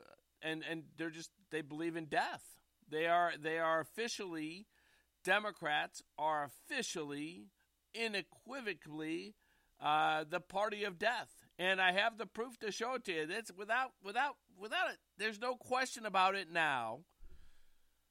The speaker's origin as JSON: {"language": "English", "town": "St. Louis", "region": "Missouri", "country": "United States", "tie": "born or raised there", "said": "The West End stories are from growing up in the Central West End of St. Louis, Missouri"}